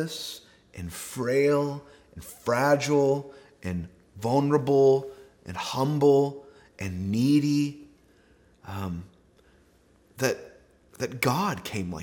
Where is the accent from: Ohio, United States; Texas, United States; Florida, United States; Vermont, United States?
Texas, United States; we are all from Texas